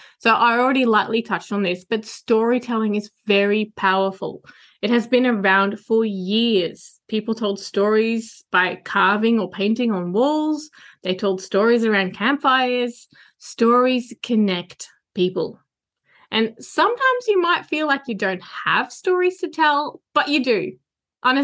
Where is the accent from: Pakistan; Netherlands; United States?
Netherlands; now in Australia; it's where I was born and where my entire family still lives